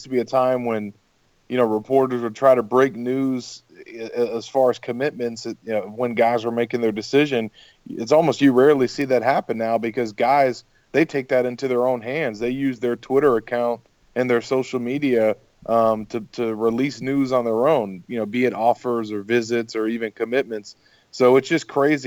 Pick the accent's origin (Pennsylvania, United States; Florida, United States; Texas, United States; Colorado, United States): Florida, United States; Gainesville; growing up in Gainesville